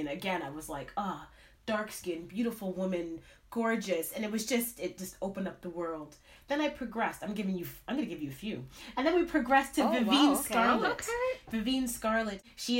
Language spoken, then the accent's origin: English; Canada; I mean, growing up in Canada, seeing this woman, my dream was to dance on Broadway.